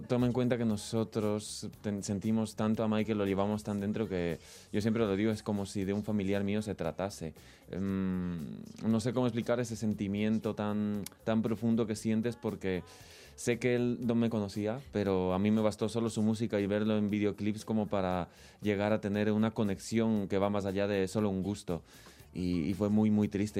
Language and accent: Spanish; Ecuador; now in Spain; vine aquí a España porque yo soy de Ecuador